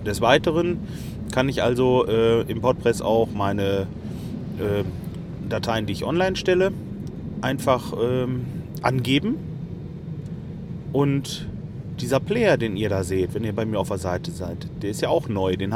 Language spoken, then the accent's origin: German; Lemgo, North Rhine-Westphalia, Germany; ich komme ja eigentlich aus Lemgo. Lemgo liegt so mh, hm, 15 Kilometer von Detmold weg.